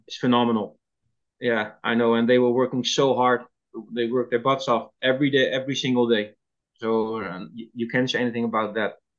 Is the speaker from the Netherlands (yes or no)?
yes; Netherlands; English is a second language; moved away as an adult; also born or lived in Toronto, Canada